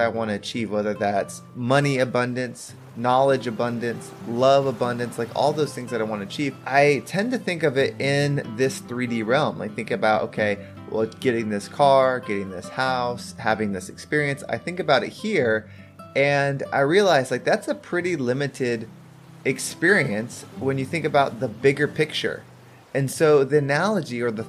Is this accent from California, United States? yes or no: yes; San Diego, California, United States; I was born in San Diego